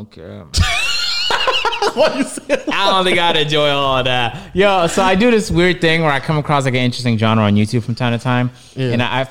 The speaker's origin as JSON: {"language": "English", "town": "Toronto", "region": "Ontario", "country": "Canada", "tie": "born or raised there", "said": "the slight racism I experienced growing up in Toronto."}